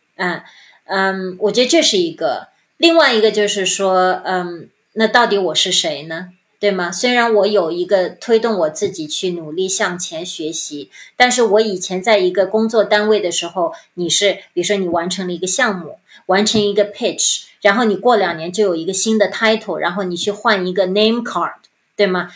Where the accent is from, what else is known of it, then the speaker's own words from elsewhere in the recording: China; moved away as an adult; 加上我们中国人骨子里的，还是希望孩子能够多读书